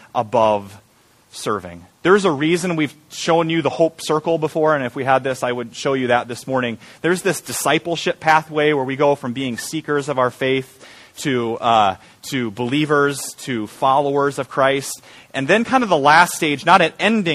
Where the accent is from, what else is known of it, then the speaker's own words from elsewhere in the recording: Iowa, United States; I'm from Iowa